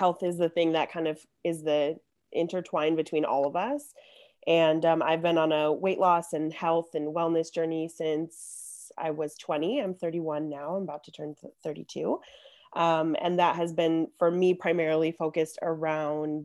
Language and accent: English; Chicago, Illinois, United States; I'm also born and raised in Chicago, just like Jodene